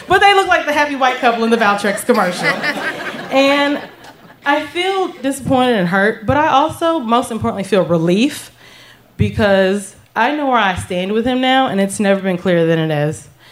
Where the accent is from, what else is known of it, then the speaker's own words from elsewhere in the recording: the South, United States; The small town that I grew up in in the South